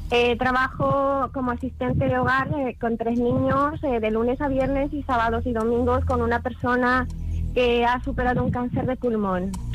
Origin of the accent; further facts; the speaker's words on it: Bolivia; now in Murcia, Spain; nací en Bolivia y vivo aquí en Murcia hace 16 años